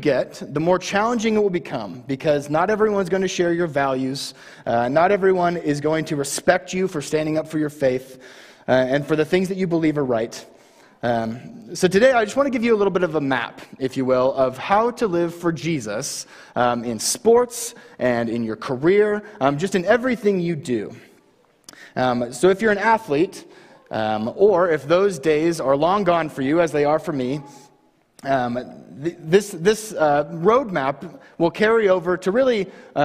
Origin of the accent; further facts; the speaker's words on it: Baker City, Oregon, United States; moved away as an adult; now in Homedale, Idaho, United States; I moved to Baker when I was in middle school, and I graduated from Baker High in 2017